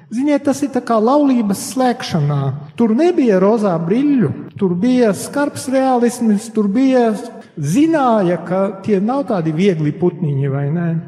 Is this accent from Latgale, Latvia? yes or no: yes; Latgale, Latvia; Un, diemžēl mūsu brāļi latgalieši, jeb es varu teikt, kā latgalietis, tad esmu ievainots.